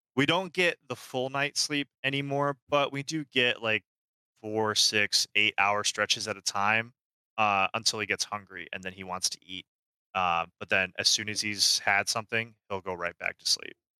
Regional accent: Austria; now in Florida, United States; I am originally from Austria

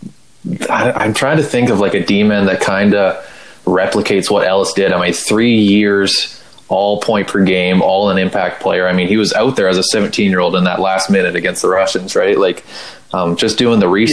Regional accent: Canada; speaking as like a Canadian

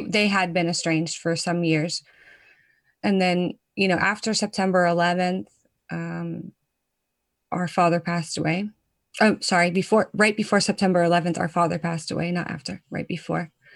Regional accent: United States; now in Netherlands; I'm a proud American. I tell people all the time that I'm American.

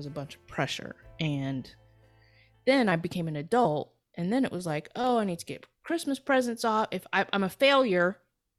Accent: Houston, Texas, United States; moved away as an adult; also born or lived in California; I grew up in Houston, Texas.

